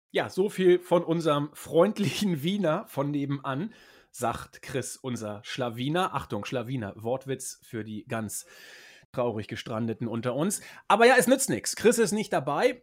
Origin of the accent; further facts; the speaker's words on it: Croatia; now in Vienna, Austria; ich bin in meiner Heimat Kroatien